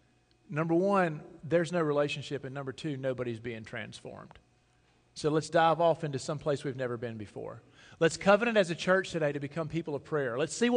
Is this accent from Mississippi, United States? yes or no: yes; Sugarloaf, Mississippi, United States; I'm from Sugarloaf, Mississippi